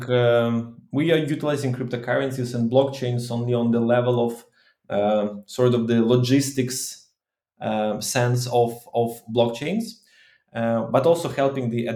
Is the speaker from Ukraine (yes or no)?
yes; Ukraine; I'm from Ukraine